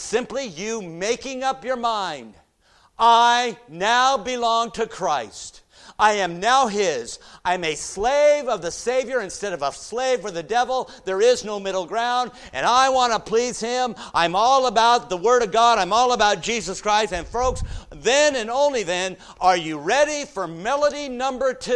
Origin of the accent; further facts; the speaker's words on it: United States; us Americans